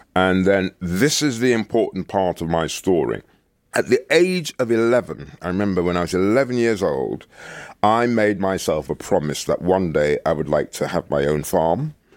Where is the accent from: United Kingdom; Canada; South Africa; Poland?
United Kingdom; Birmingham, West Midlands; moved away as an adult; also born or lived in Jamaica; the place where I was brought up in Birmingham